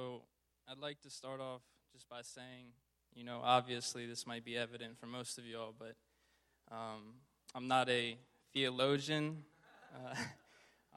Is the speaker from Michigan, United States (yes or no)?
no; Richmond, Virginia, United States; Born and raised in Richmond, Virginia